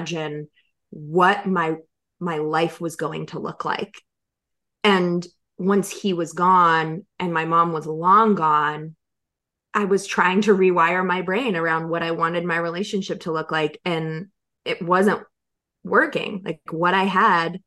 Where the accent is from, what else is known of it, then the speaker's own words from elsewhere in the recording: North Carolina, United States; moved away; I had moved to North Carolina with my ex-husband with this vision of my dad being a grandfather and being, my dad was my best friend, and having a house close to his and raising kids and being in my home state